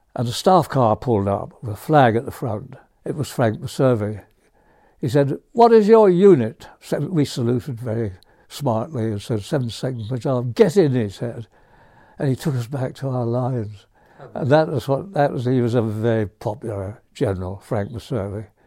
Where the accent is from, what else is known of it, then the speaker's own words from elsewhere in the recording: County Antrim, Northern Ireland, United Kingdom; moved away; I was born in Northern Ireland